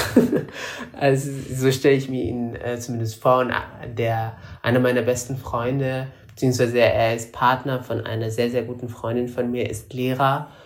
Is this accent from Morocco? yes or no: yes; Morocco; also born or lived in Germany; now in Berlin, Germany; Ich bin ja in Marokko zur Schule gegangen und nicht in Deutschland. In Deutschland nur zur ersten Klasse